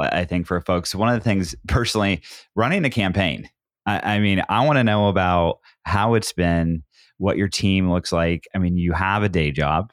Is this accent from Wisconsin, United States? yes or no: no; Southern Oregon, United States; also born or lived in Portland metro area, Oregon; I grew up in Oregon, I'm from Southern Oregon